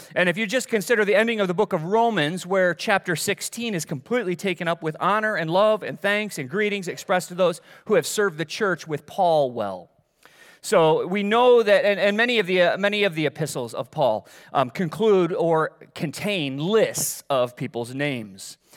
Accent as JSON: {"language": "English", "town": "Middleville", "region": "Michigan", "country": "United States", "tie": "born or raised there", "moved": "yes", "said": "I grew up in Middleville"}